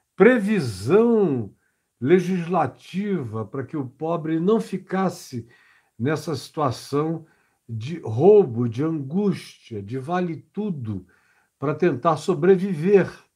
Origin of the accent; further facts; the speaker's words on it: Manaus, Amazonas, Brazil; no interior do Amazonas, onde eu fui criado, em Manaus